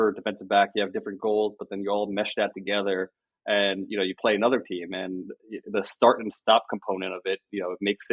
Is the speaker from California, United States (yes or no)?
yes; Bay Area, California, United States; My family were all Niner fans when I was growing up. We're from the Bay Area